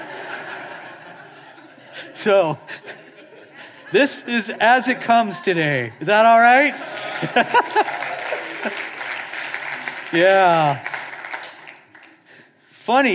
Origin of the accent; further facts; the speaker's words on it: Seattle, Washington, United States; I'm from Seattle